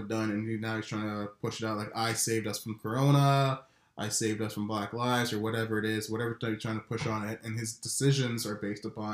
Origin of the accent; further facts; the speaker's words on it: Canada; As a Canadian